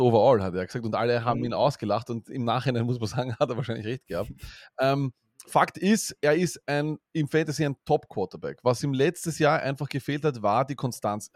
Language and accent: German; Vienna, Austria; als Wiener